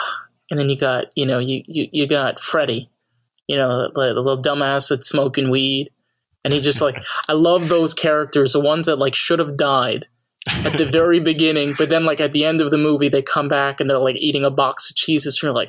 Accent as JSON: {"language": "English", "region": "New York", "country": "United States", "said": "Well, I'm not from Jersey. I'm from New York."}